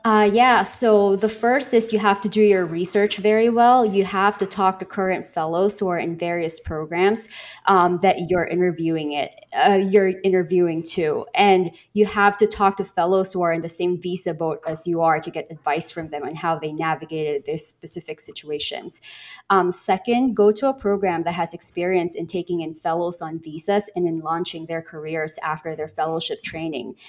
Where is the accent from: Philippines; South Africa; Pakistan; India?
Philippines; moved away as an adult; now in United States; I'm from the Philippines, and I'm currently here in the United States on a J one visa